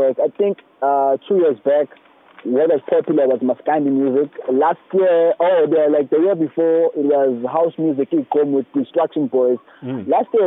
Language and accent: English; Estcourt, KwaZulu-Natal, South Africa; I have the audience around my hometown.